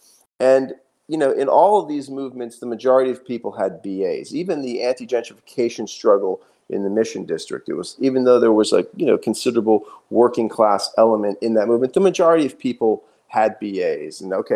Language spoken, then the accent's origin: English; United States; But to participate as an American in my own society, I realized, wow, this is the first time I have been involved in a movement that's actually populated by the working class.